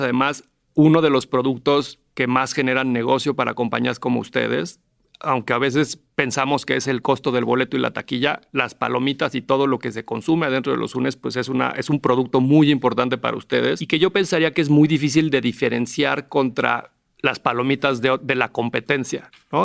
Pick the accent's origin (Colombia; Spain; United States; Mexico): Mexico; como mexicanos